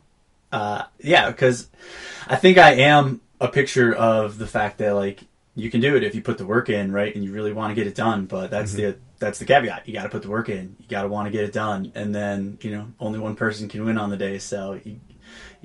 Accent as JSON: {"language": "English", "town": "Auburn", "region": "New York", "country": "United States", "tie": "born or raised there", "moved": "yes", "lives_now": "Durango, United States", "said": "Born and raised in Auburn, New York, central New York area."}